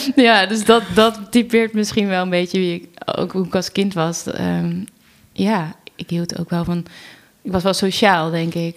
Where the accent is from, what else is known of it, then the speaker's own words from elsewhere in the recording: Wateringen, South Holland, Netherlands; opgegroeid in Wateringen, een dorpje naast